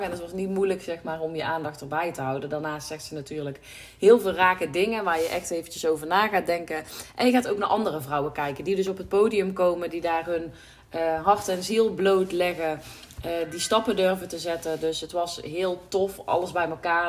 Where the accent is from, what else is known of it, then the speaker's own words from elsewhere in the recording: North Brabant, Netherlands; hier thuis zitten we toch een beetje in het nuchtere Brabantse, in het... Ja, dat is ook waar ik opgegroeid ben, waar, ja, waar ik geboren ben